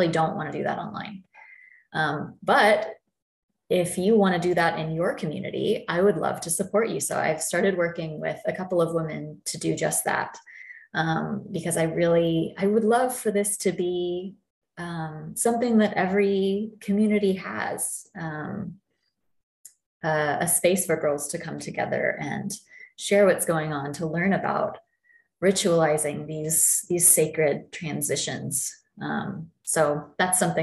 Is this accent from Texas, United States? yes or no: yes; Texas, United States; here in my home state